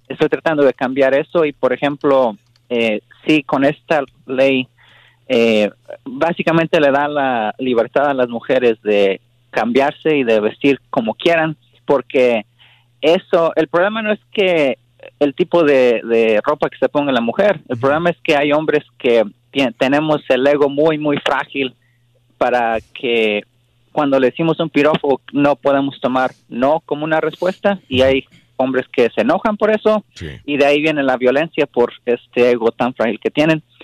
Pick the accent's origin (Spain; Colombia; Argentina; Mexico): Mexico; Yo soy mexicano y reciente amigos mexicanos y familia mexicana